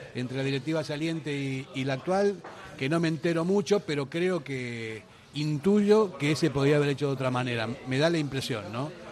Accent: Argentina; now in Basque Country, Spain; Llevo 43 años aquí, pero sigo siendo argentino

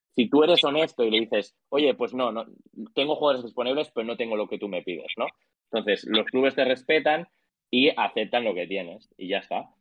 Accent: Mallorca, Balearic Islands, Spain; yo soy de Mallorca, que al final es una isla pequeñita

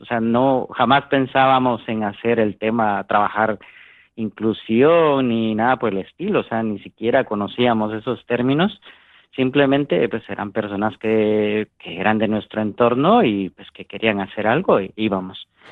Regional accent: Guatemala; en mi país, en Guatemala, em, aprendimos a hacer montaña

